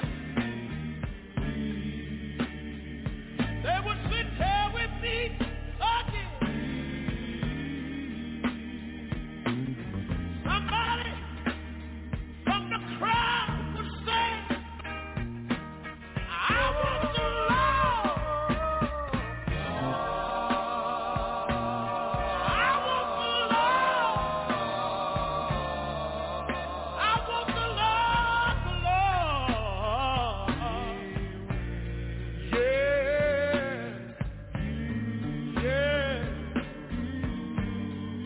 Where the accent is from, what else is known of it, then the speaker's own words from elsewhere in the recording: Tyler, Texas, United States; also born or lived in Galilee, Texas; I was born in a little community about 13 miles from Tyler. In a little community that was called Galilee.